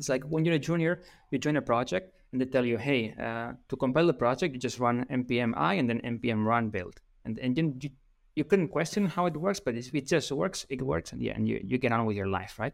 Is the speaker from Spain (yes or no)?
yes; Spain; English is a second language; I'm from Spain